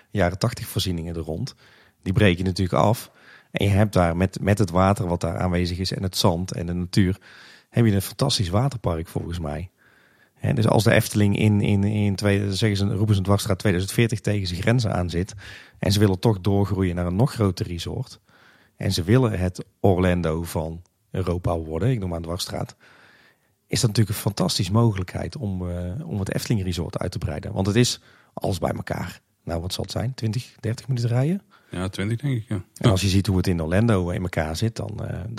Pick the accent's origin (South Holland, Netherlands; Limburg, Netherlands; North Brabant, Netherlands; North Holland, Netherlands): North Brabant, Netherlands; Tilburg; now in Kaatsheuvel, Netherlands; ik kom oorspronkelijk uit Tilburg, daar, kennen we dat helemaal niet.